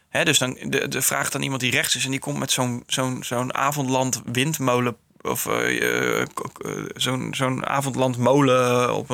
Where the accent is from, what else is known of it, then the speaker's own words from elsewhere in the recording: Netherlands; Ik ben een Nederlander en ik ben way anders dan een Duitser.